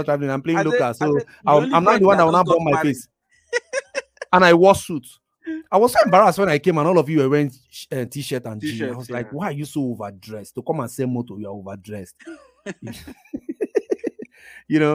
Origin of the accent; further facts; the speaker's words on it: Igbo, Igboland, Nigeria; my experience as a Nigerian, and my experience as an Igbo boy